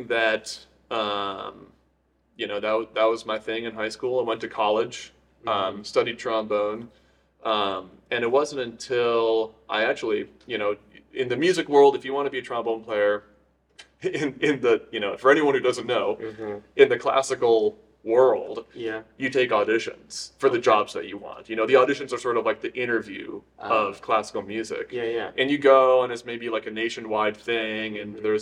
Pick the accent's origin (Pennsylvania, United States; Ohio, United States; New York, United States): New York, United States; Syracuse; moved away as an adult; also born or lived in Rochester, New York / Miami, Florida; now in Colorado Springs, United States; I am from Syracuse, New York